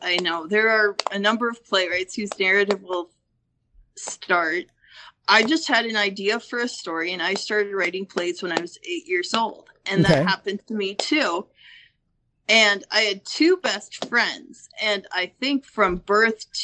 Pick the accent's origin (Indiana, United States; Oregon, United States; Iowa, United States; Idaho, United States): Iowa, United States; Northwest; also born or lived in Estherville, Iowa; I've been in Estherville for 7 years and I grew up in Northwest Iowa.